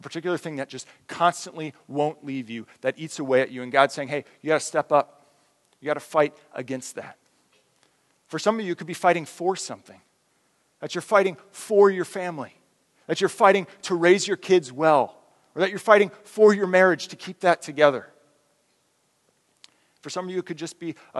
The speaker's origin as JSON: {"language": "English", "country": "United States", "said": "as American Christians"}